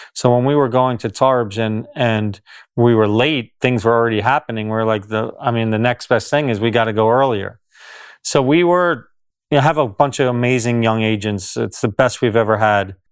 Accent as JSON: {"language": "English", "region": "New Jersey", "country": "United States", "tie": "born or raised there", "said": "I grew up in New Jersey in the United States"}